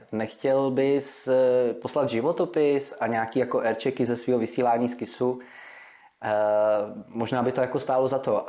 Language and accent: Czech; Vysočina Region, Czechia; also born or lived in Prague; já jsem se narodil v Praze, do svých pěti let jsem býval v Praze. Eh, pak jsme se přestěhovali s našima, nebo naši se přestěhovali na Vysočinu do krásné malební vesničky Krasuňov, to je u Humpolce.